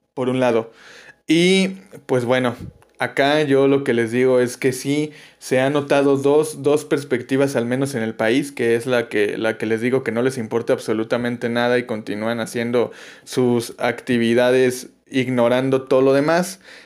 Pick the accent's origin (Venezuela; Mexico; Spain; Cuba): Mexico; como mexicano